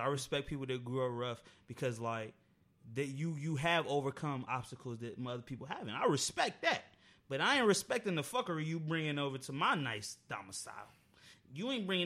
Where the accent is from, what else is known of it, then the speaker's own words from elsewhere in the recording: Alexandria, Virginia, United States; I'm from Alexandria. I'm from the suburbs